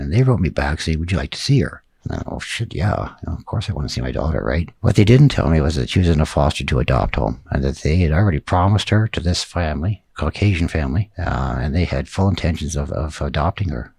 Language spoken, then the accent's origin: English; Grimshaw, Alberta, Canada; also born or lived in Tuktoyaktuk, Northwest Territories; Grimshaw, Alberta, with my adopted family